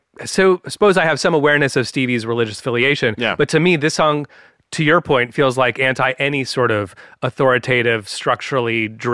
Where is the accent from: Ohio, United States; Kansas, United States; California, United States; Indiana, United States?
California, United States; San Francisco; where I grew up in San Francisco, the Bay Area of California